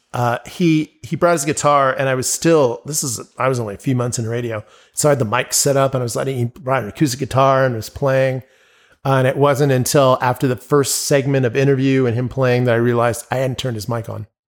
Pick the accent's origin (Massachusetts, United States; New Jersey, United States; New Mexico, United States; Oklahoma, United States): New Mexico, United States; Albuquerque; "Oh, so where you from?" I'm like, "Albuquerque."